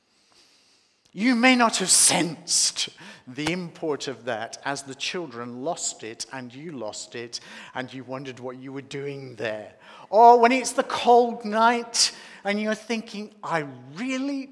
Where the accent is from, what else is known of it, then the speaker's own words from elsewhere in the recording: Australia; also born or lived in Sydney; living in Sydney, being Australian